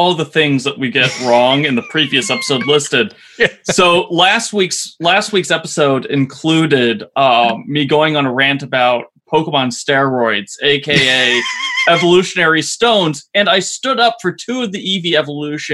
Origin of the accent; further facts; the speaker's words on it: Columbus, Ohio, United States; my hometown, Columbus, Ohio